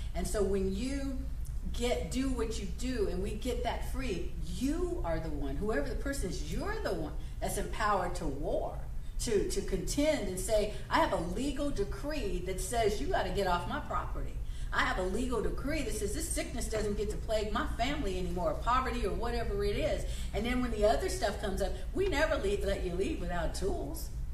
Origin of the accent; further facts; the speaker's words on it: United States; I'm not Canadian, I'm American